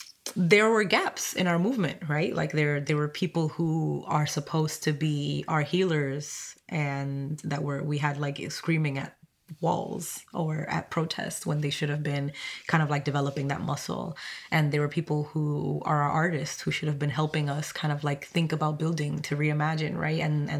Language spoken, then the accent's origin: English; Roxbury, Massachusetts, United States; English is a second language; came here when I was 13, didn't speak English, you know, had to go to a bilingual school, but that's, I grew up in Roxbury.